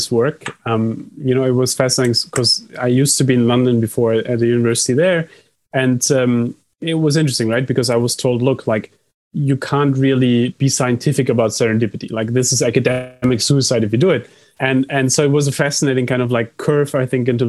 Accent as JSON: {"language": "English", "country": "Germany", "said": "I come from Germany"}